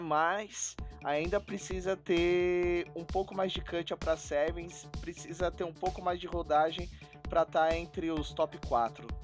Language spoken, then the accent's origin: Portuguese; Brazil; Eu sou brasileiro